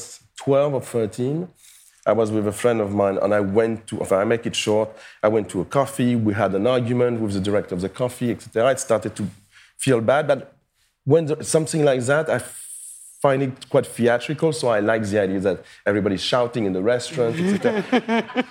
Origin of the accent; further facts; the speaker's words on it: Paris, Île-de-France, France; I was born and raised in Paris